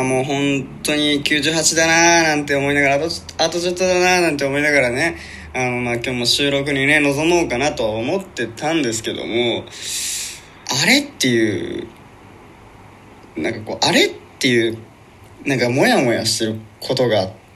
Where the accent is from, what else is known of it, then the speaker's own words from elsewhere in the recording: Shimane, Japan; 僕ら一応島根県出身とは言ってますけど